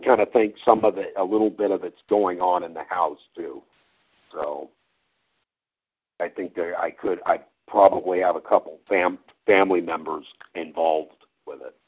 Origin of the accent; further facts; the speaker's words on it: Yoncalla, Oregon, United States; also born or lived in McMinnville, Oregon; when I was growing up in Yoncalla, which is that was the town where I grew up here here in Oregon.